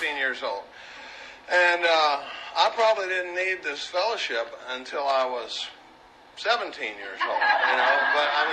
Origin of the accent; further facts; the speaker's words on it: Dallas, Texas, United States; I grew up in Dallas, Texas, during the baby boom.